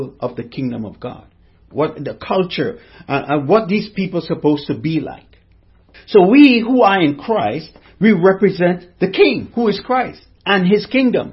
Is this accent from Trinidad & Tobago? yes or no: yes; Trinidad & Tobago; I'm from the Caribbean, from Trinidad and Tobago.